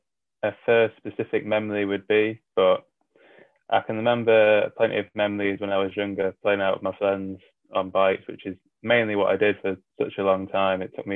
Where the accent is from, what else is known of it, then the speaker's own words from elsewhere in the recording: North West England, United Kingdom; So when I grew up, my dad was in the RAF, which meant I moved around a lot as a kid. But by the time I was 12, I think it was, he left the RAF and I was sort of based around the Wallington area, Wallington, Cheshire area.